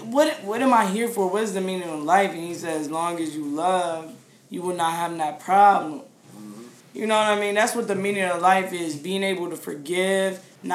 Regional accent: United States; being an American.

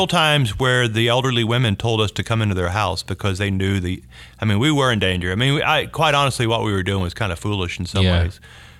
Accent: Deep South, United States; Pam and I made up our mind, growing up in the Deep South, that we were going to be a part of bridging these gaps.

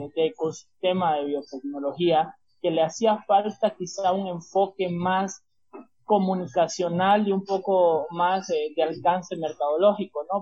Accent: Santa Cruz de la Sierra, Santa Cruz, Bolivia; estudiante boliviano

